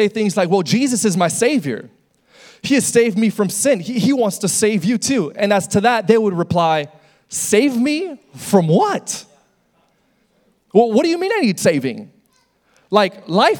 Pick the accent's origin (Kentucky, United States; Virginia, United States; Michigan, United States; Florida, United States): Florida, United States; West Little River; I was born in North Shore Hospital, and North Shore Hospital is located in a small little city called West Little River.